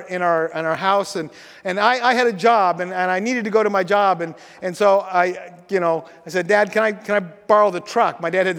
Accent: Washington, United States; You know that I grew up in Grays Harbor, and I love the ocean most of all in the winter.

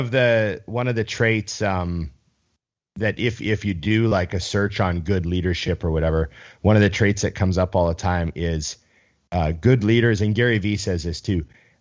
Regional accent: Canada

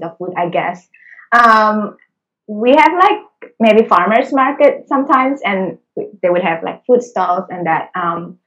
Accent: Singapore; accent: Singlish; English is a second language; moved away as an adult; also born or lived in Indonesia; now in Australia; I was born in Indonesia, and then when I was about 9, I moved to Singapore. That's where I grew up before I came to Australia. So I learned English when I was 9 years old

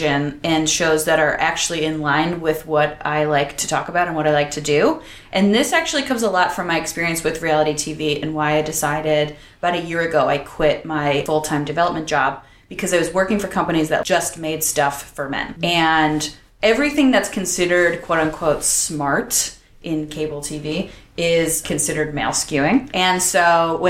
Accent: Buffalo, New York, United States; now in Los Angeles, United States; I grew up in Buffalo.

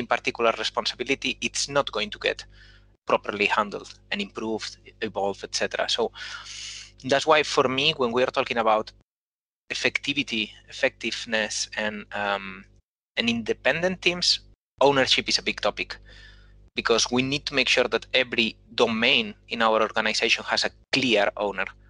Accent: Spain; accent: Spanish; English is a second language; moved away as an adult; now in Copenhagen, Denmark; I'm Spanish, as my accent already says

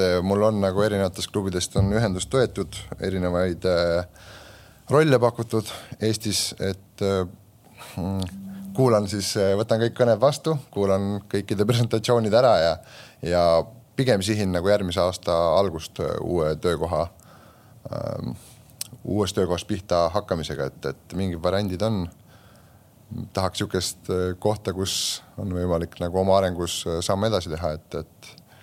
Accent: Elva, Tartu County, Estonia; ma olen sealt pärit, oma kodulinna klubi

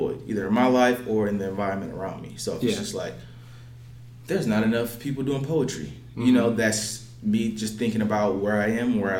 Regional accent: Los Angeles, California, United States; moved away as an adult; now in Phoenix, United States; I'm from Los Angeles

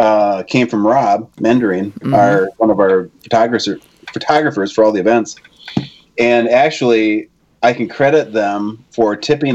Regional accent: Gladstone, Michigan, United States; also born or lived in Iron Mountain, Michigan; now in Marquette, United States; No, grew up down in born in Iron Mountain and then grew up in Gladstone.

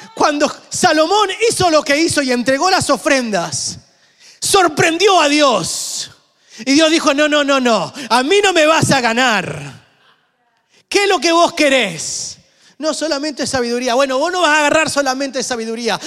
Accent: Argentina; yo soy argentino

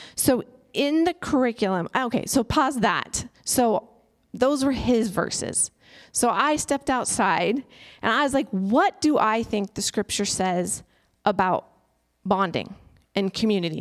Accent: United States; as an American and as an introvert

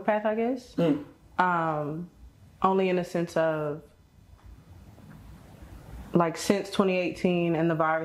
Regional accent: Houston, Texas, United States; representing that H-Town, Texas.

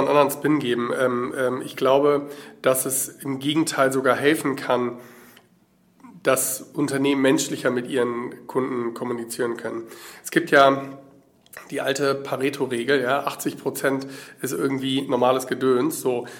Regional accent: Berlin, Germany; ich komme aus Berlin

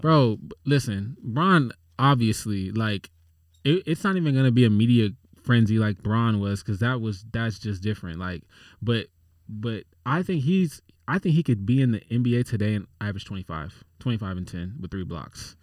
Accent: San Antonio, Texas, United States; moved away; I literally was born in San Antonio

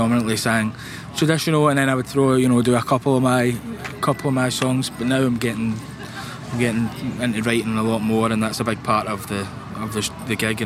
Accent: Glasgow, Scotland, United Kingdom; from Glasgow in Scotland

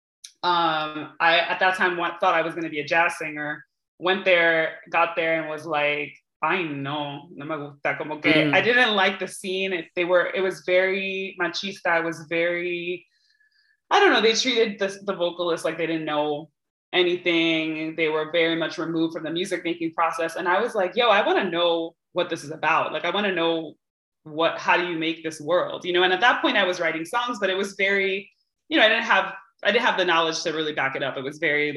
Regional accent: Hartford, Connecticut, United States; I was born in Hartford, Connecticut, to Cuban and Puerto Rican parents

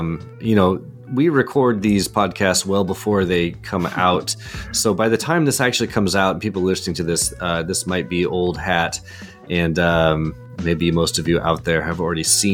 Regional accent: Pacific Northwest, United States; we're from the Pacific Northwest

